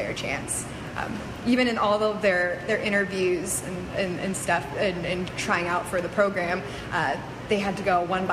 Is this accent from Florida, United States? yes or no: yes; Florida, United States; moved away; also born or lived in Central Washington University; I grew up in Florida